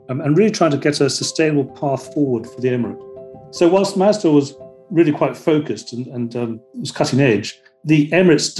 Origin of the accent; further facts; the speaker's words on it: Iran; born there; I was born in Iran, and my grandfather was out here as an ambassador general in Yemen